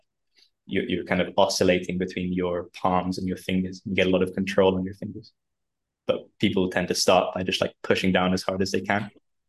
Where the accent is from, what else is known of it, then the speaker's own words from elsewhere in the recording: London, United Kingdom; moved away as an adult; now in Croatia; So I live out in Croatia. I'm from London, but I got married and moved out here a little while ago.